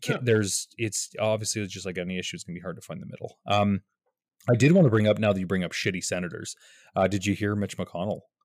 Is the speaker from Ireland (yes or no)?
no; Canada